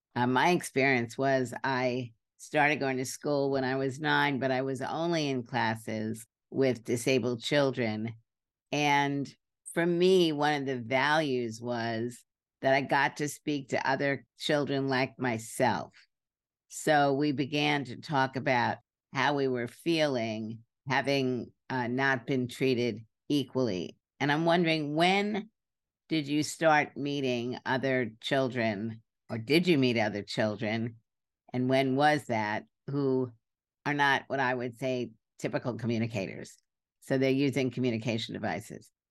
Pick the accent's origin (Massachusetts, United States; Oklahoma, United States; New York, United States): New York, United States; New York City; I grew up in Brooklyn